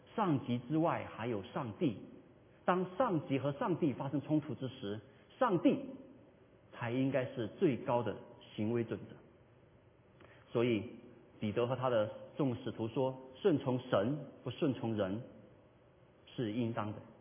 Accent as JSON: {"language": "Chinese", "country": "China", "said": "我们作为华人"}